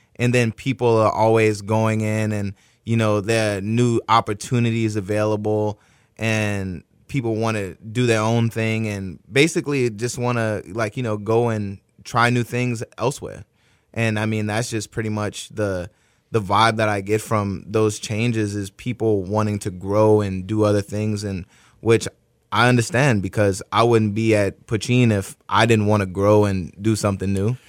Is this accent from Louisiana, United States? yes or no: yes; New Orleans, Louisiana, United States; now in Houston, United States; growing up in New Orleans, my dad, you know, build, builds houses